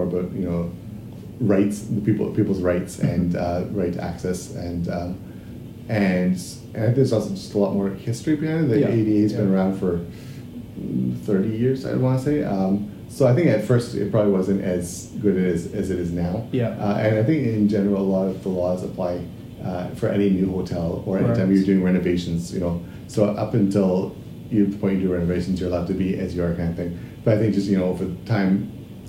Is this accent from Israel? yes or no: no; Canada; now in Japan; when I grew up back in Canada